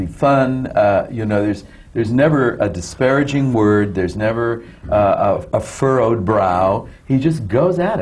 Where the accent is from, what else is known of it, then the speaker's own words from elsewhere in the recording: Saginaw, Michigan, United States; we're both Michigan boys. He's from Paw Paw. And I'm from Saginaw